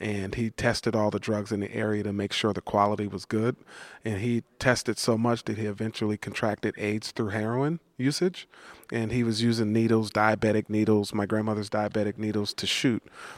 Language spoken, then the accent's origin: English; East Palo Alto, California, United States; When I grew up in East Palo Alto, again, you know, it was hell, right?